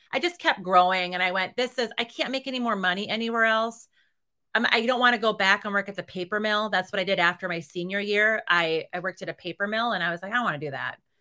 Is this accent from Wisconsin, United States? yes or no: yes; Reedsville, Wisconsin, United States; moved away; My hometown is, um, twelve hundred people. It's thirty miles south of Green Bay